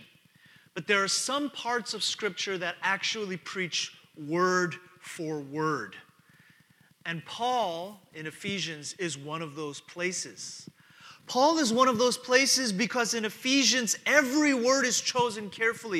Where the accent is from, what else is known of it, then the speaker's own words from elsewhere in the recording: New York, United States; moved away as an adult; also born or lived in Texas; I'm from New York